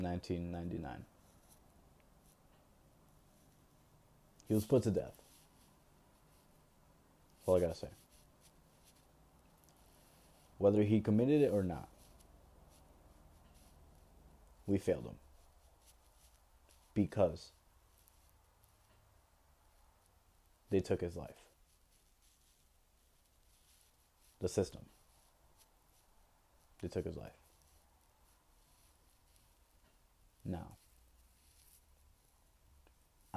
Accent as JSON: {"language": "English", "country": "United States", "said": "We, as the American people"}